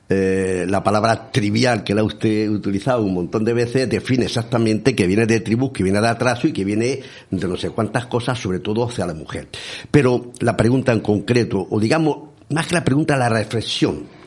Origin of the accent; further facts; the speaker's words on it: Bullas, Region of Murcia, Spain; yo soy de bullas